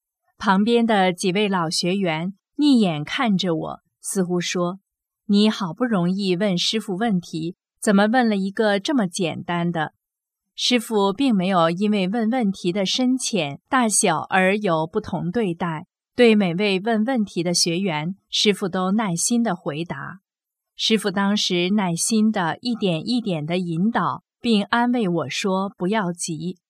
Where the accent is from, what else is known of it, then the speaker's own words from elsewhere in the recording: Taiwan; 我赶紧说：“师傅，我是台湾来的。”